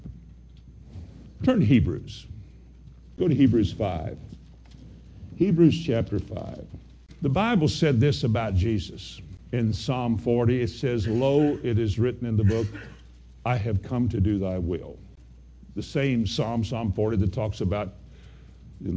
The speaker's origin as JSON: {"language": "English", "region": "Kentucky", "country": "United States", "said": "I'm from Kentucky."}